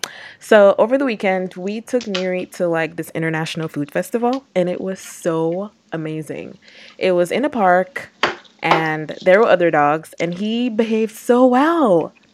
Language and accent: English; Dominica; now in DMV, United States; Guys, so Unique and I are from the islands. Unique's from Jamaica. I'm from Dominica. And we're very much, like, engulfed in our culture. So, our accent may or may not come out.